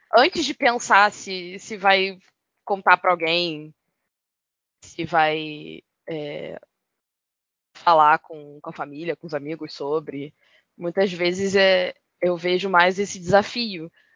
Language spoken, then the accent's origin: Portuguese; Rio de Janeiro, Brazil; eu sou carioca